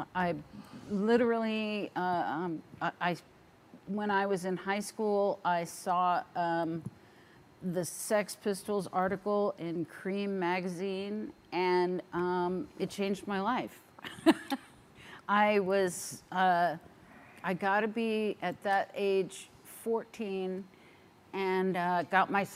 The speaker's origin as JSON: {"language": "English", "area": "Orange County", "region": "California", "country": "United States", "tie": "born or raised there", "said": "I grew up in Orange County, California, so there were no shows there"}